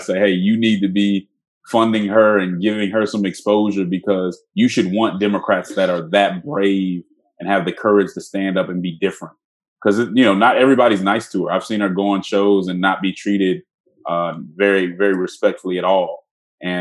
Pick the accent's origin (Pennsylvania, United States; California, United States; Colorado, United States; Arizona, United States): Colorado, United States; Denver; I'm from Denver